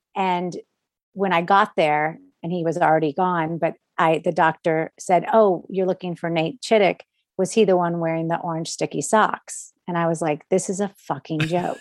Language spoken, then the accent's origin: English; Orlando, Florida, United States; I grew up in Orlando